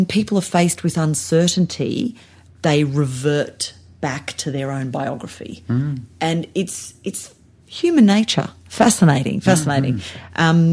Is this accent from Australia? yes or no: yes; Sydney, New South Wales, Australia; moved away as an adult; also born or lived in Blue Mountains, New South Wales; now in Adelaide, Australia; I'm not even from South Australia. I'm born and bred in Sydney.